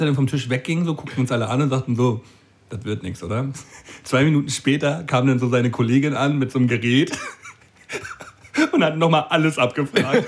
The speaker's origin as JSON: {"language": "German", "area": "a village next to Dollerup, near Flensburg", "region": "Schleswig-Holstein", "country": "Germany", "said": "ein, ein, Dorf weiter von meinem Dorf so, wo ich, wo ich herkomme."}